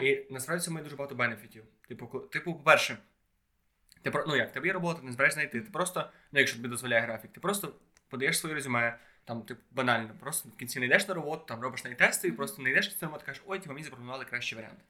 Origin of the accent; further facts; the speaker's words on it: Khodoriv, Lviv Oblast, Ukraine; я в маленькому місці, типу, в Ходрові біля Львова.